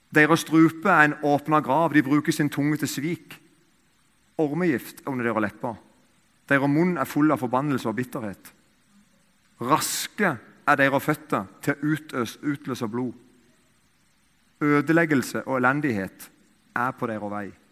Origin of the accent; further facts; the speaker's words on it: Eiken, Agder, Norway; I Eiken, der jeg kommer fra